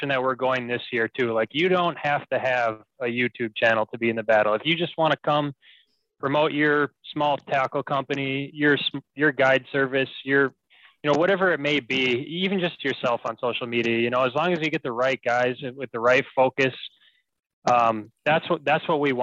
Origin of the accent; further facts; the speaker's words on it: Minneapolis, Minnesota, United States; moved away as an adult; now in Bemidji, United States; I'm from the Twin Cities.